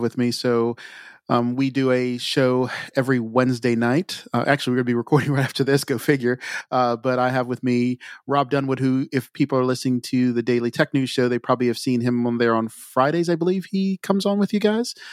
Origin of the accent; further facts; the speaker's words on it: Montgomery County, Maryland, United States; also born or lived in Frederick County, Maryland; I grew up in Montgomery County, which is a little south of where I'm at now